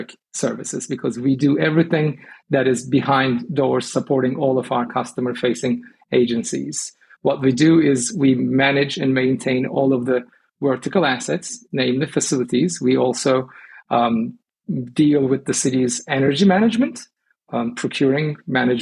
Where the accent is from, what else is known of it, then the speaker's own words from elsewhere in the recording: Istanbul, Turkey; moved away as an adult; now in Baltimore, United States; I was born and raised in Turkey, Istanbul, and I've emigrated to Baltimore in 2002